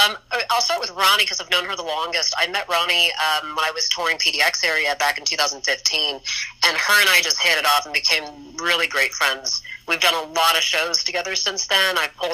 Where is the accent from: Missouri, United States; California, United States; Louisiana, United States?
California, United States; Los Angeles; also born or lived in Portland; I'm born and raised in Los Angeles.